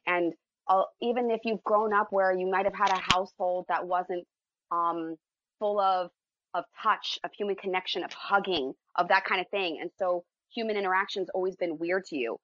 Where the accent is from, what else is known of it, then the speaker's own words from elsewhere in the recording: United States; I'm American, love America